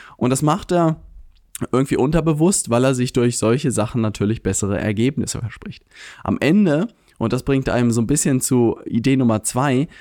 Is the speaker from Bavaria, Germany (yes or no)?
no; Lübeck, Schleswig-Holstein, Germany; moved away; komme ich ursprünglich aus Lübeck